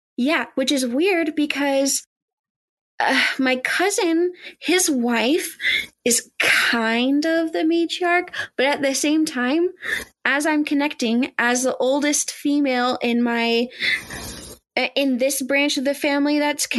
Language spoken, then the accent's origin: English; United States; I am an American who is a product of the education system